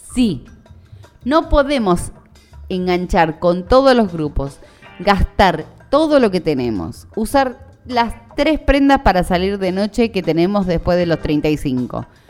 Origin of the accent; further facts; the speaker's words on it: Buenos Aires, Argentina; los argentinos, los porteños